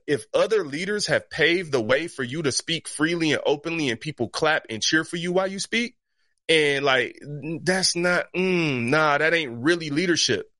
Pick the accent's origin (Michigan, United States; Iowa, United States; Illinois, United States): Michigan, United States; Detroit; I grew up in Detroit that's eighty-eight percent black